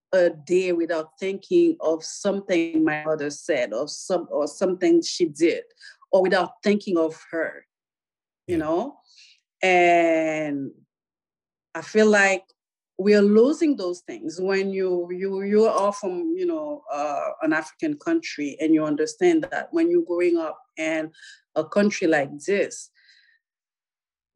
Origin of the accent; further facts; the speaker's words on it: Pétionville, Ouest, Haiti; now in United States; I was born in Port-au-Prince, not Port-au-Prince itself, but in a small suburb of Port-au-Prince, which is called Pétionville